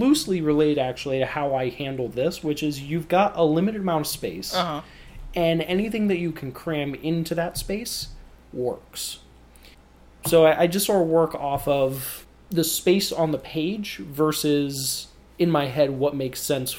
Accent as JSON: {"language": "English", "region": "Midwest", "country": "United States", "said": "I'm from this little tiny community out in the Midwest. It's one of those little unnamed communities I was telling you about in between recordings."}